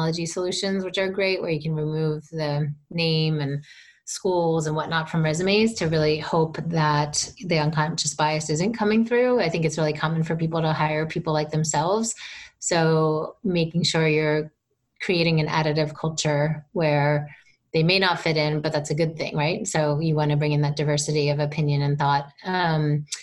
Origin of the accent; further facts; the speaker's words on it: East Coast, United States; now in California, United States; I'm from the East Coast, which is definitely far more direct culture